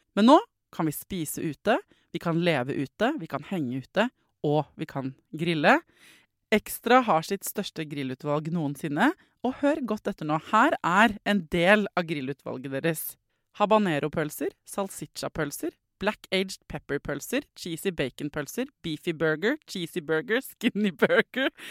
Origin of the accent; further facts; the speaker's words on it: Norway; jeg er fra Norge